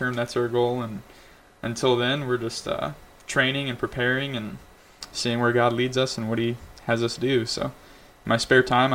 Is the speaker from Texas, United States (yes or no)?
no; Southern Illinois, United States; moved away as an adult; now in Michigan, United States; I'm originally from Southern Illinois